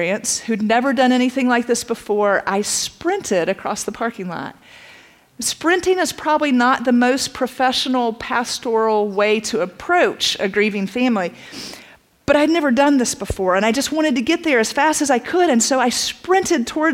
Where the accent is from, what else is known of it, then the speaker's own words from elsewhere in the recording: Statesboro, Georgia, United States; also born or lived in Atlanta, Georgia; I grew up in Statesboro